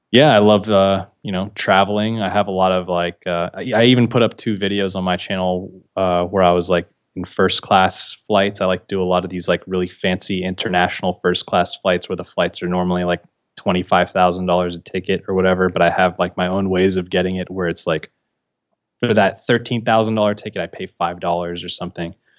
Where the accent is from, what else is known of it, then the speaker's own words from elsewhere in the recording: San Francisco, California, United States; I was born and raised in San Francisco.